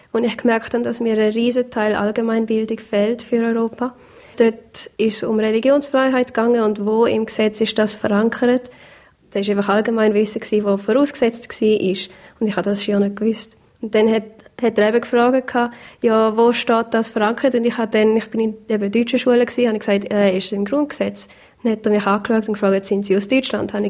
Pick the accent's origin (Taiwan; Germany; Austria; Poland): Taiwan; Taiwan geboren und aufgewachsen. Meine Eltern sind Missionare